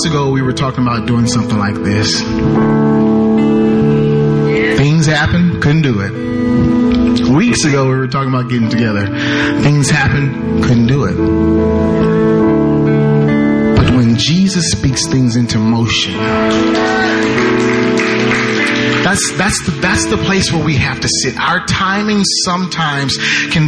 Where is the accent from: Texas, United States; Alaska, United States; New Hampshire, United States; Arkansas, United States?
Arkansas, United States; Waldo; I'm originally from Arkansas. I grew up in Waldo, Arkansas. So I'm at home right now.